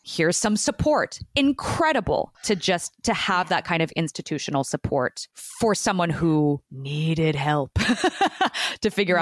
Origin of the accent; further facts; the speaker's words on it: Newport Beach, California, United States; moved away as an adult; now in New York, United States; I was born in uh, Orange County in Newport Beach, the OC, as they say